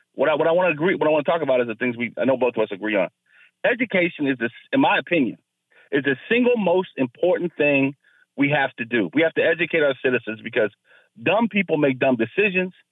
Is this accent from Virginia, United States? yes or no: yes; Fairfax County, Virginia, United States; I grew up in Fairfax County and got the best public school education money could buy